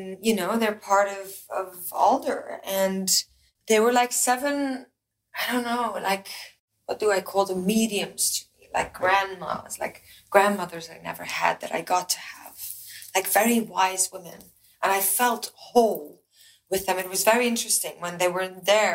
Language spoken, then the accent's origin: English; Belgium; moved away; I'm from Belgium.